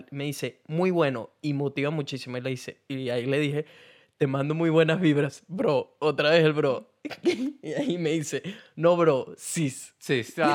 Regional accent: Argentina; porque soy argentina y no entiendo.

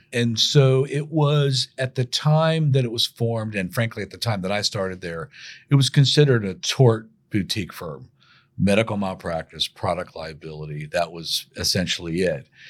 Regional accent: Sangamon County, Illinois, United States; moved away as an adult; also born or lived in Saint Louis, Missouri; go back to my hometown and work that summer for the prosecutor's office in Sangamon County, Illinois

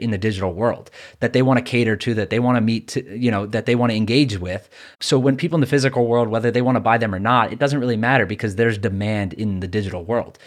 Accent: New York, United States; I'm a New Yorker

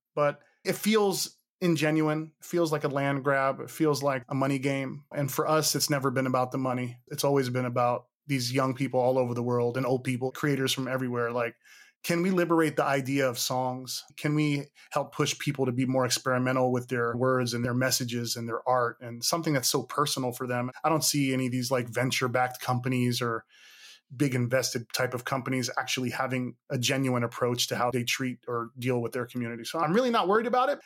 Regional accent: Hayward, California, United States; I'm from the East Bay, Hayward, California

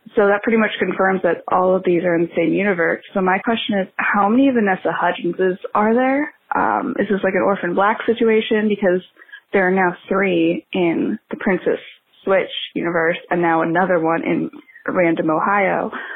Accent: Canada; I'm Canadian

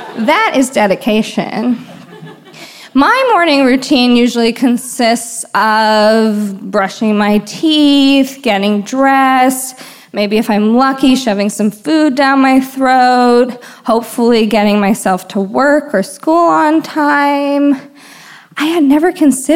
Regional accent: Washington, District of Columbia, United States; now in San Francisco, United States; I'm originally from Washington, D.C.

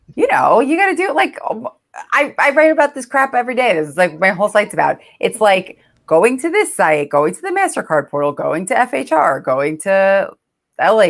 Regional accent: New York, United States; I'm from New York

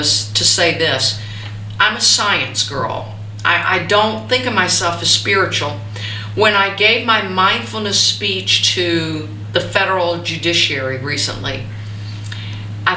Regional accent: the South, United States; growing up in the South

